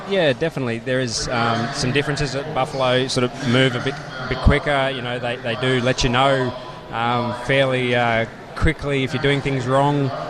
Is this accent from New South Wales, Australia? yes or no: no; Victoria, Australia; I'm from Victoria.